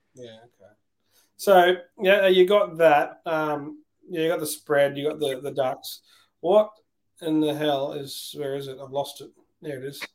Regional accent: Queensland, Australia; I'm from Queensland

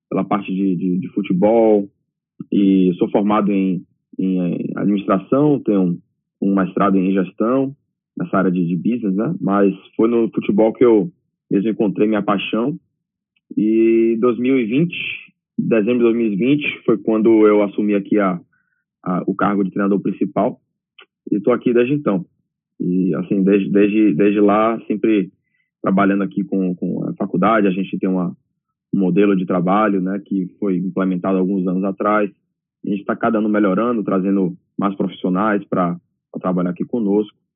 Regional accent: Salvador, Bahia, Brazil; moved away as an adult; Eu sou de Salvador e cresci em Salvador também, então é

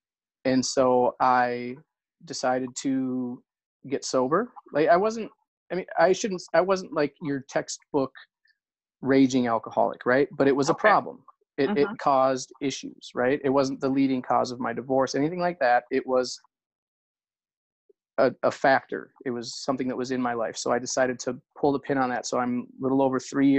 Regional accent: just outside of Minneapolis, Minnesota, United States; I am from Minnesota, just outside of Minneapolis, Minnesota. I'm 40? So I'm 40 years old.

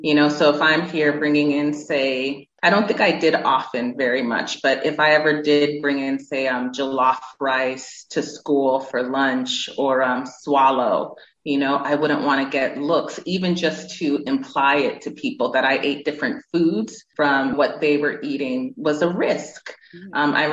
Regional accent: Massachusetts, United States; moved away as an adult; also born or lived in Houston, Texas / Worcester, Massachusetts / California; now in Nigeria; I grew up in Massachusetts. That's where I spent, I would say, my formative years

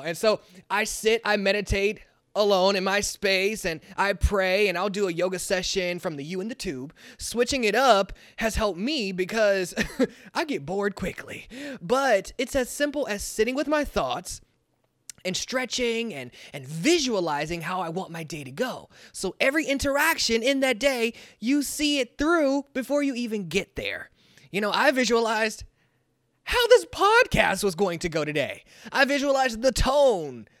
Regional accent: Kansas City, United States; I'm from Kansas City

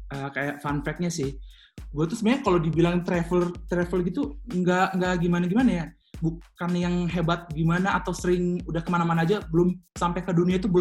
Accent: Medan, North Sumatra, Indonesia; also born or lived in Papua; gue asli Medan, 100% asli, eh, tapi gue tuh lahir di Papua, dari ujung ke ujung ya.

